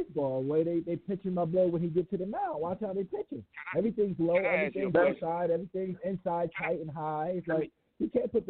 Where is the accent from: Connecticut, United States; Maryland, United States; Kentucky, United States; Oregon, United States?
Connecticut, United States; New Haven; I'm from New Haven, Connecticut, right? New Haven, Connecticut.